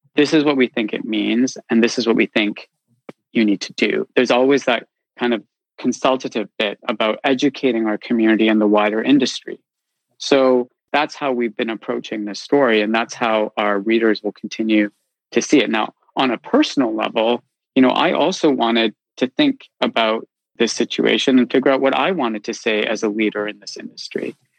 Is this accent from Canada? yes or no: yes; Canada; moved away as an adult; now in London, United Kingdom; I grew up in Canada